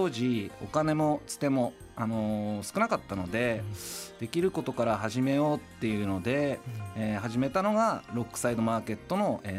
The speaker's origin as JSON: {"language": "Japanese", "town": "Utsunomiya", "region": "Tochigi", "country": "Japan", "tie": "born or raised there", "said": "私は出身はあの宇都宮市の、はい、えー、南地域になりますね"}